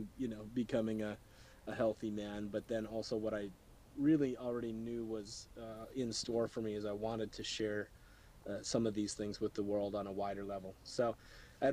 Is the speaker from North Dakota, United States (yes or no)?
yes; North Dakota, United States; I grew up in North Dakota